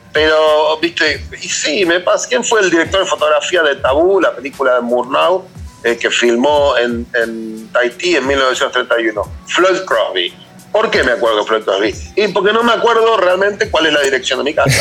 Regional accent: Argentina; los argentinos

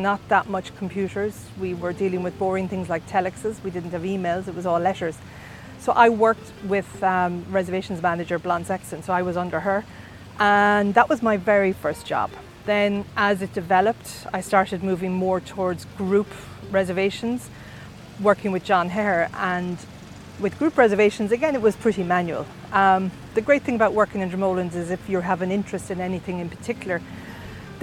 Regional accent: Achill Island, County Mayo, Connacht, Ireland; I'm a very proud Mayo person. I'm from Achill Island, so which is even more prouder. So that's where I'm from. My dad was a fisherman. So growing up, we used to have lobsters

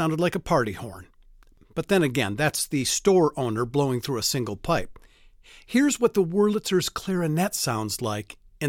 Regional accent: Michigan, United States; now in Mesa, United States; I grew up in Michigan, and like a lot of folks from the Great Lakes State

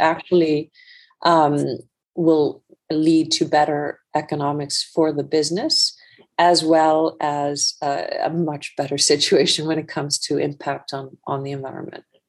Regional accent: Iceland; moved away as an adult; also born or lived in United States; now in London, United Kingdom; I actually grew up, uh, just to give a little bit of background, uh, grew up in Iceland

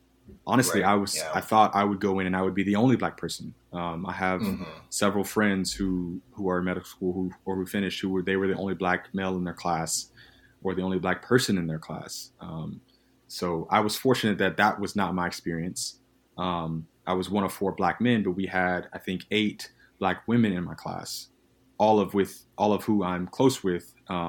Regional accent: the South, United States; I grew up in the South.

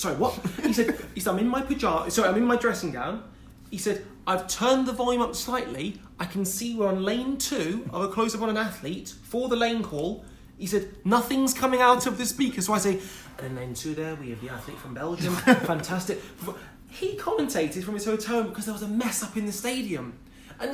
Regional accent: Wolverhampton, West Midlands, United Kingdom; moved away; also born or lived in Loughborough; I'm a boy from Wolverhampton, single parent family.

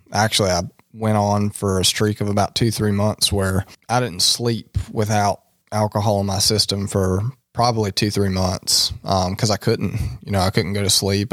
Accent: Tarboro, North Carolina, United States; I am from Tarboro, North Carolina

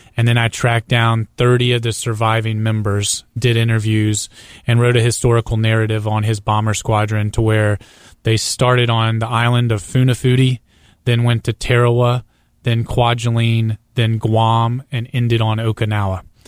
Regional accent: Greenville, South Carolina, United States; I grew up in Greenville, South Carolina

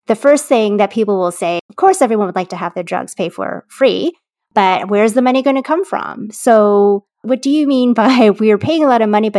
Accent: Canada; as a Canadian

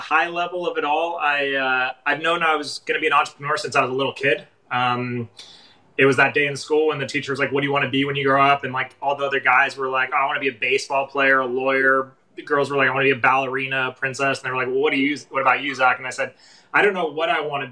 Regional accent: Los Angeles, California, United States; also born or lived in San Francisco; I grew up in Los Angeles. I'd moved to San Francisco

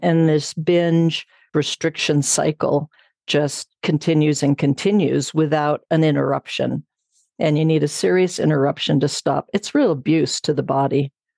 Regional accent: Southern California, United States; moved away as an adult; now in Bozeman, United States; I grew up in Southern California

